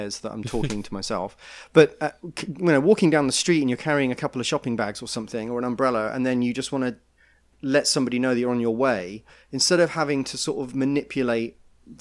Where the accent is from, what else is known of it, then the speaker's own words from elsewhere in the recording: United Kingdom; now in New York, United States; being British